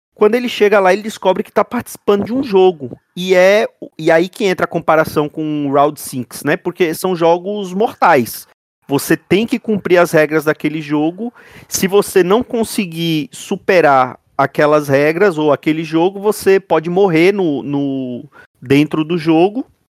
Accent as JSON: {"language": "Portuguese", "country": "Brazil", "said": "nós somos Brasileiros"}